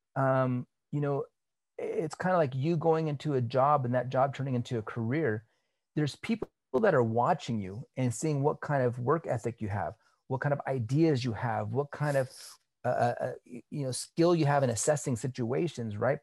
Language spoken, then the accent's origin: English; California, United States; I grew up here in California. So I'm Cali